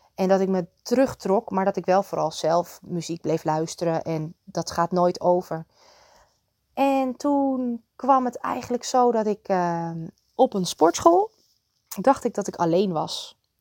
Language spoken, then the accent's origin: Dutch; Muiderberg, North Holland, Netherlands; moved away; ik werkte ook bij een groenteboer in Muidenberg, waar ik vandaan kwam